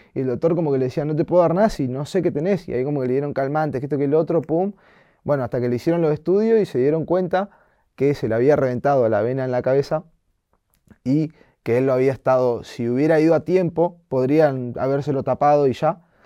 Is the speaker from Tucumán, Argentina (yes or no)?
no; Bahía Blanca, Buenos Aires Province, Argentina; moved away; also born or lived in Comodoro Rivadavia; no nací ahí, pero viví casi toda mi vida y y amo estar ahí.